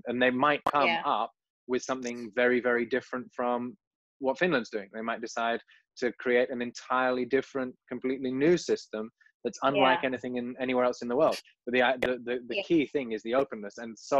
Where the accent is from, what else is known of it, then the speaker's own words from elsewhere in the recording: England, United Kingdom; now in Indonesia; I'm from England